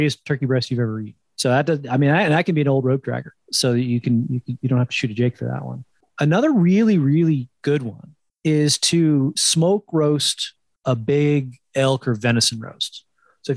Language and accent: English; New Jersey, United States; up in the Northeast, I grew up in New Jersey